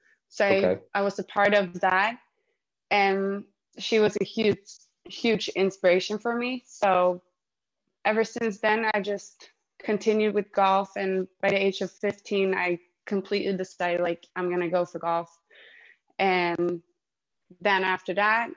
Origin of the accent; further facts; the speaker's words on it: Stockholm, Stockholm County, Sweden; also born or lived in Spain; I'm from Stockholm and I'm based and living here now.